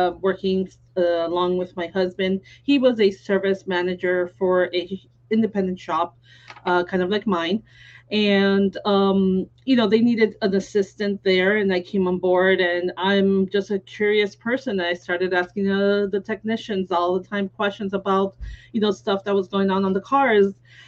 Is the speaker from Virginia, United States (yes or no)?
no; Miami, Florida, United States; also born or lived in New York; now in Naples, United States; I was born in New York, but since I was 4 years old, I've lived in Miami, and I was raised there until 13 years ago when we moved to Naples